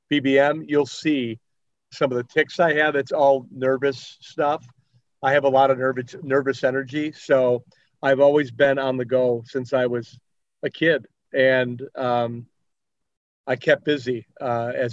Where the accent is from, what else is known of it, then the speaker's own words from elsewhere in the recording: Chicago, Illinois, United States; I grew up in the Belmont Cragen neighborhood, Portage Park, kind of like that whole area.